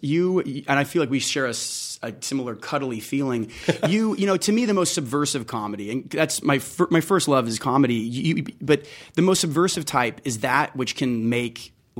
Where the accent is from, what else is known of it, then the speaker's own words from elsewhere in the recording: Las Vegas, Nevada, United States; I'm from Las Vegas, born and raised.